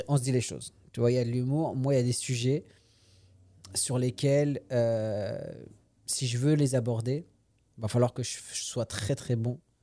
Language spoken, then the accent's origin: French; France; moved away as an adult; also born or lived in Paris / Quebec; now in Montreal, Canada; je suis né en France, j'ai grandi en France